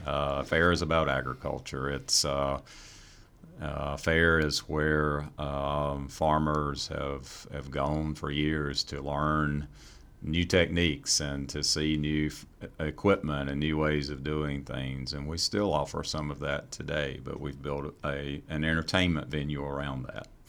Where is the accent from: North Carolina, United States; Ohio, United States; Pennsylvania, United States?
North Carolina, United States; Fremont; also born or lived in Raleigh, North Carolina; Grew up on a farm, uh, outside of Fremont, North Carolina